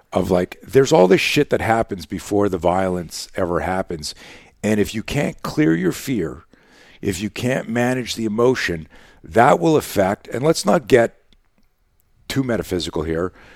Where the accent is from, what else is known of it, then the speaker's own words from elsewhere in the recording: Canada; we grew up in Canada